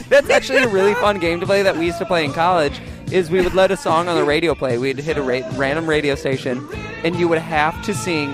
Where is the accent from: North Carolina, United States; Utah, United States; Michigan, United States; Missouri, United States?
Missouri, United States; I'm from Missouri